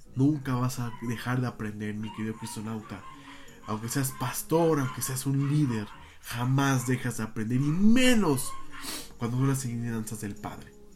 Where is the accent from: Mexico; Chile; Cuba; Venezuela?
Mexico; como mexicanos